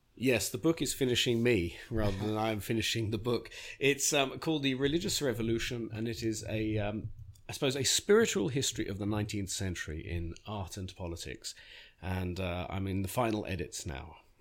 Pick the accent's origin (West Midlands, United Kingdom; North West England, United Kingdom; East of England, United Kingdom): East of England, United Kingdom; Beechwood Park Preparatory School; moved away; I learnt English grammar in the nineteen seventies at Beechwood Park Preparatory School for Boys